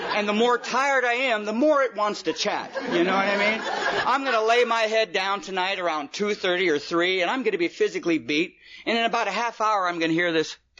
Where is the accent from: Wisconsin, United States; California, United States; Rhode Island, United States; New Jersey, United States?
California, United States; also born or lived in Detroit, Michigan; come out to California when I was about four years old